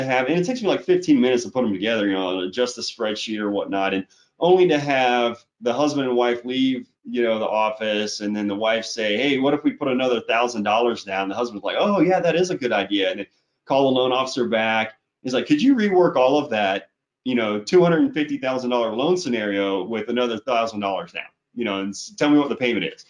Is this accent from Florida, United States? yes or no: yes; Florida, United States; moved away as an adult; now in Utah, United States; I'm originally from Florida. I'm born and raised